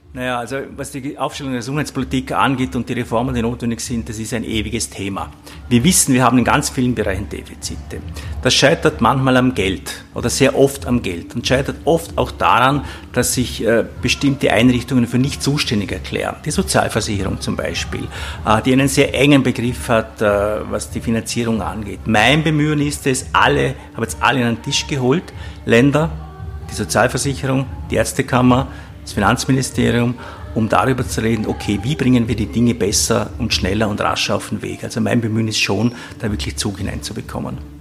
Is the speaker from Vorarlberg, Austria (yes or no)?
yes; Vorarlberg, Austria; ich komme aus Vorarlberg